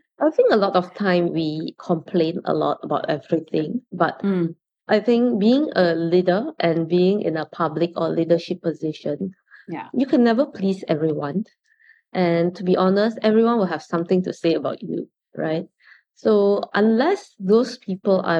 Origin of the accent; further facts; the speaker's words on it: Singapore; growing up in Singapore